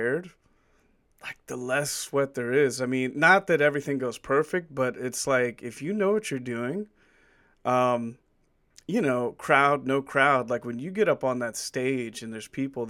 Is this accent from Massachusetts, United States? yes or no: no; Virginia, United States; my home state, Virginia, where I'm from